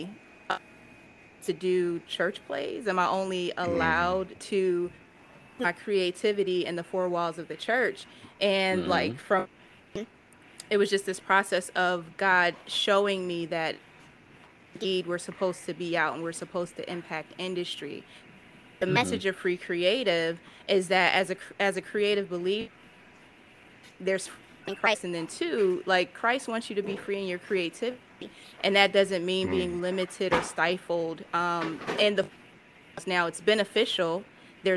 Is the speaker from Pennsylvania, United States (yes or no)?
yes; Philadelphia, Pennsylvania, United States; Logan, I'm from Logan